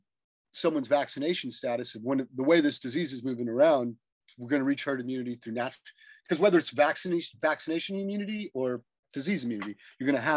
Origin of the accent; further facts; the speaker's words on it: Los Angeles, California, United States; growing up here